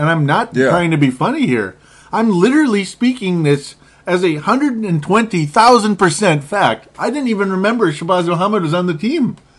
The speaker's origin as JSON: {"language": "English", "country": "Cuba", "said": "You know, I'm from Cuba."}